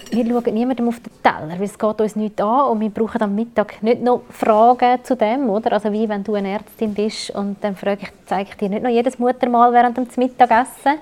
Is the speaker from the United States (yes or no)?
no; Switzerland; bei uns in der Schweiz